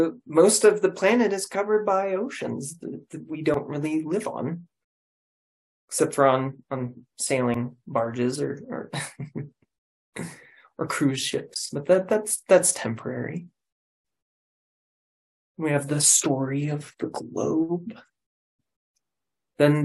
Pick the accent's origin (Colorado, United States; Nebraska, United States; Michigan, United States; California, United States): Colorado, United States; I'm from Colorado. I'm a Colorado native